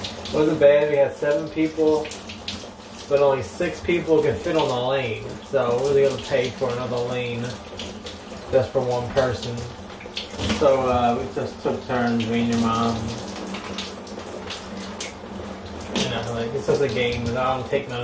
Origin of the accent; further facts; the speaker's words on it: Philadelphia, Pennsylvania, United States; moved away; growing up in Philly on the block